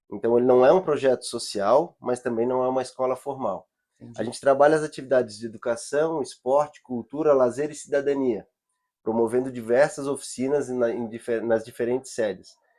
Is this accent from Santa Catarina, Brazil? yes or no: yes; Florianópolis, Santa Catarina, Brazil; eu moro na ilha, sou nativo, sou manezinho